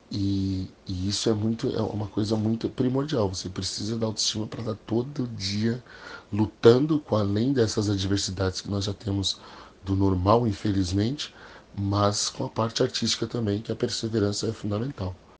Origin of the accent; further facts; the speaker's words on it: New York, United States; moved away as an adult; also born or lived in São Paulo, Brazil; now in Orlando, United States; eu fui criado meio a meio, né? Mais em Nova York, né? Que nós saímos de São Paulo. Fomos morar em Nova York.